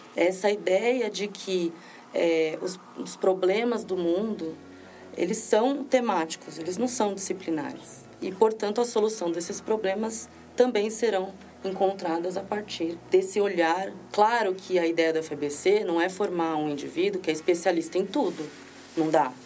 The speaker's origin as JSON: {"language": "Portuguese", "country": "Brazil", "said": "sou brasileira"}